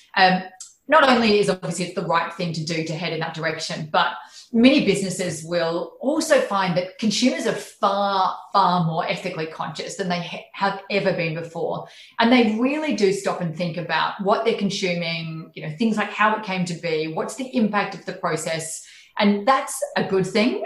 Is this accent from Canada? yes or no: no; Charleville, Queensland, Australia; moved away; I was raised in regional Queensland, so I was born in Charleville